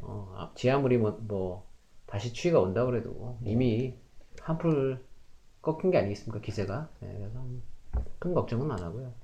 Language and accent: Korean; South Korea; moved away as an adult; now in Canada; 저 같은 이 한국 사람